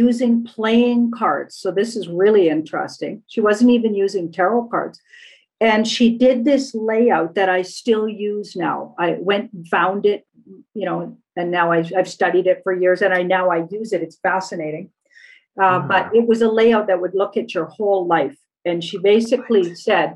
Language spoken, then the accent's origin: English; Alberta, Canada; I was brought up in Alberta and we're not encouraged to speak French.